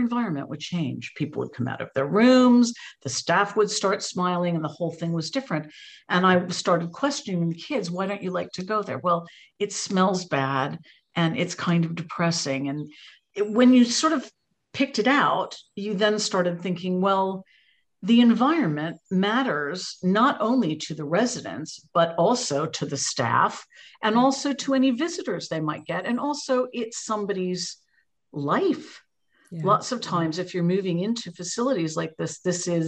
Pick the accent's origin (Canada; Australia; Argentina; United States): United States; accent: American; moved away as an adult; now in United Kingdom; You can probably hear from my voice, I'm American originally, but I have no excuse for still having the accent as I've been here 32 years